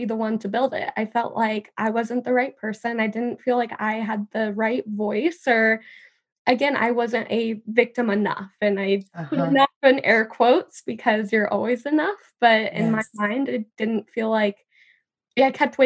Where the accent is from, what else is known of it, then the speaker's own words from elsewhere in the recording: California, United States; my hometown was ravaged by the California wildfires